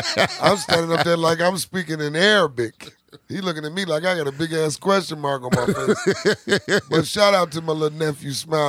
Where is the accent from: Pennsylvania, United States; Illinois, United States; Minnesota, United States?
Illinois, United States; Chicago; I grew up in Chicago. I grew up on both sides.